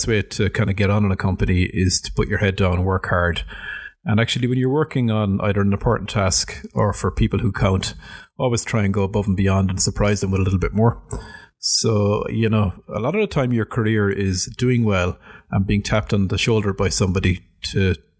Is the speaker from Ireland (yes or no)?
yes; Ireland; moved away as an adult; also born or lived in Britain; as an Irish person working in a big British company like British Airways